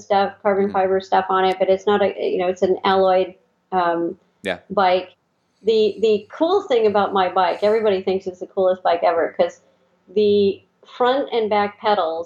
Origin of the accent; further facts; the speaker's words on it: Scotland, United Kingdom; moved away; I'm Scottish. I was born in Scotland originally.